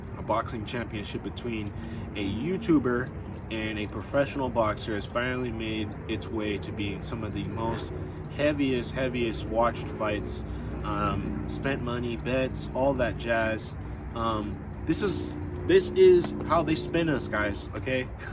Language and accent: English; West Coast, United States; I'm from the West Coast